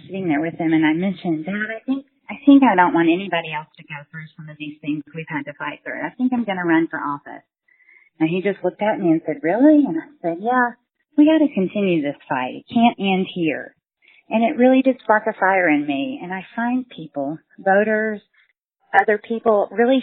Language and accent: English; Smackover, Arkansas, United States; always remember where you're from in South Arkansas, from smack over where we grew up.